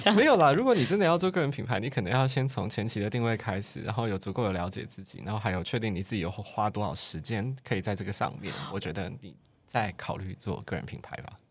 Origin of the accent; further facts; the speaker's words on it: Kaohsiung, Taiwan; 我是高雄人